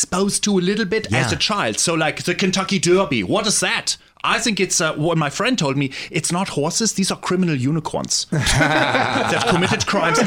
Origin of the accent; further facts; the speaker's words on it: Germany; I'm from Germany. It's a country, you have probably heard of it